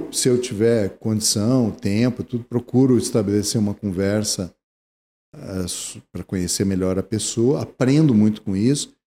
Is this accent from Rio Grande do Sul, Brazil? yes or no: yes; Porto Alegre, Rio Grande do Sul, Brazil; eu nasci em Porto Alegre